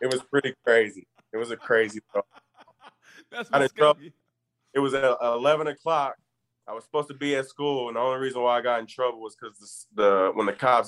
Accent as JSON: {"language": "English", "town": "Muskogee", "region": "Oklahoma", "country": "United States", "tie": "born or raised there", "said": "I grew up in Muskogee."}